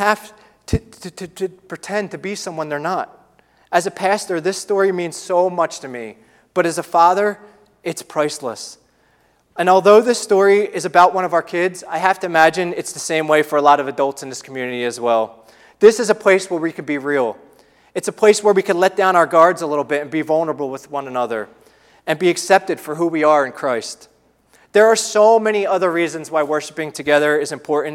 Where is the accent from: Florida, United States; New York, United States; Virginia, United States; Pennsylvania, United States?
Pennsylvania, United States; Philadelphia; moved away; We don't live near our extended families. We're from the Philadelphia area.